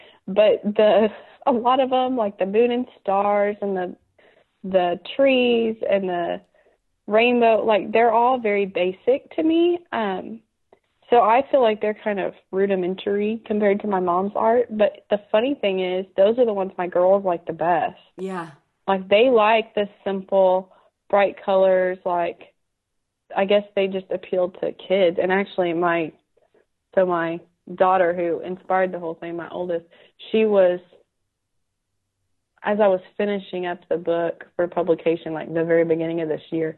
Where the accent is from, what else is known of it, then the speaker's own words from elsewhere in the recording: Dripping Springs, Texas, United States; also born or lived in Austin; now in Buda, United States; up there in Dripping Springs and now in Buda. So I just, Central Texas has my heart.